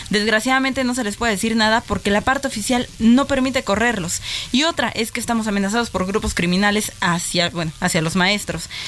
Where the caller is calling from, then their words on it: Tapachula, Chiapas, Mexico; Buenas tardes, soy un ciudadano de Tapachula, Chiapas, y la verdad es triste que estas pseudoorganizaciones detengan el avance y la seguridad en nuestro país.